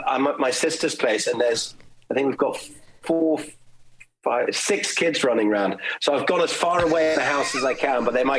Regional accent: Germany; And I grew up in Germany, so they would play these old German folk songs and I would just run around and clap my hands.

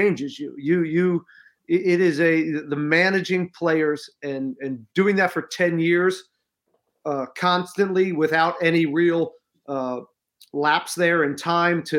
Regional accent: Pennsylvania, United States; I'm from Pennsylvania

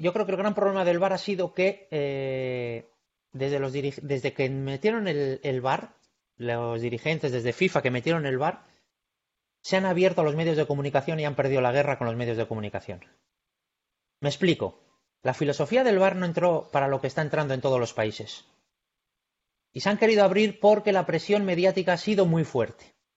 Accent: Bilbao, Basque Country, Spain; yo soy de Bilbao

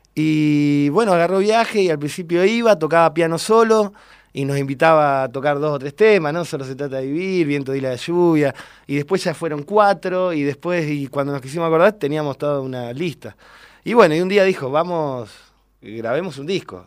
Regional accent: General Roca, Río Negro, Argentina; soy de General Roca, Río Negro

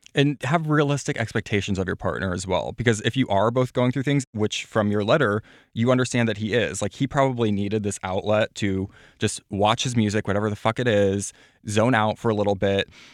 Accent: Platte, South Dakota, United States; I'm from Platte, South Dakota, population thirteen hundred

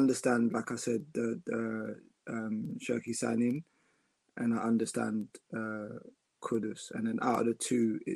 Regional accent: Ghana; I'm Ghanaian

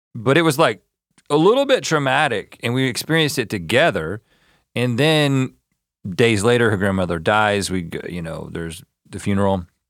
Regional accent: North Carolina, United States; also born or lived in Georgia; I was born in Georgia, but I was, grew up in, grew up in North Carolina

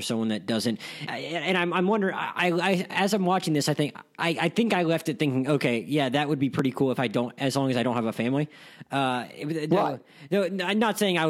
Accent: Pensacola, Florida, United States; also born or lived in Gainesville; I grew up living in Pensacola

